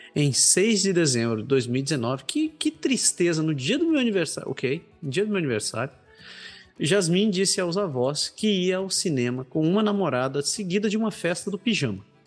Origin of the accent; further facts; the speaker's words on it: Belém, Pará, Brazil; moved away as an adult; now in Canada; tenho amigos da minha terra natal, conhecidos lá de Belém